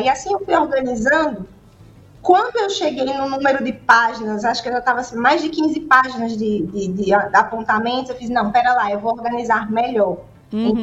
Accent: Caruaru, Pernambuco, Brazil; Eu nasci em Caruaru, né? Uma cidade famosa aí pelo artesanato

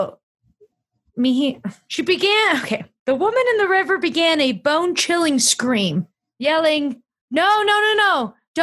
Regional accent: the South, United States; We grew up on the East South

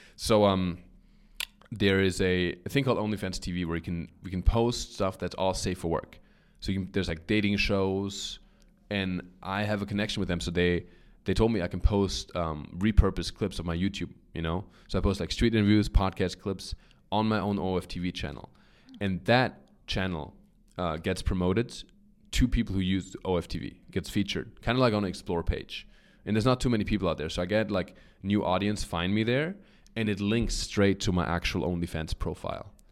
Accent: Germany; accent: German; English is a second language; moved away; I grew up in Germany

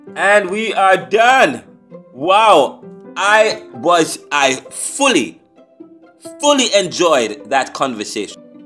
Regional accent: United States; I'm an American

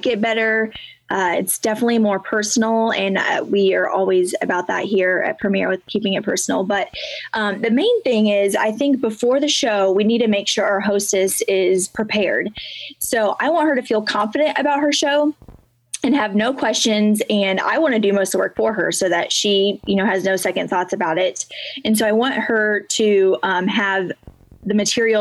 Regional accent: Indiana, United States; moved away as an adult; now in Paris, Illinois, United States; we're originally from Indiana

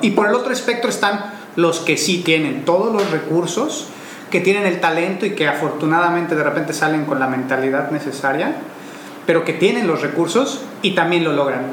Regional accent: Mexico; nosotros como mexicanos

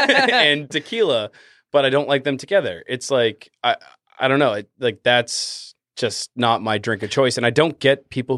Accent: Boston, Massachusetts, United States; accent: Boston; if my Boston accent comes out

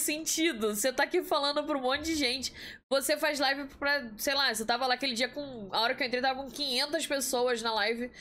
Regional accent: Nilópolis, Rio de Janeiro, Brazil; Fluminense de Nilópolis

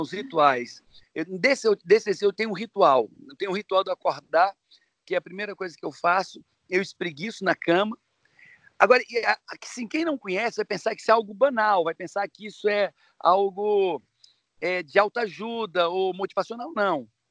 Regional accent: Ceará, Brazil; sou cearense

